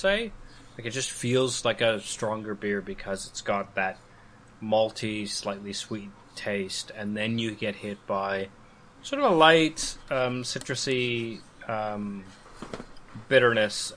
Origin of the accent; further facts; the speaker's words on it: Calgary, Alberta, Canada; this in my hometown uh, so Calgary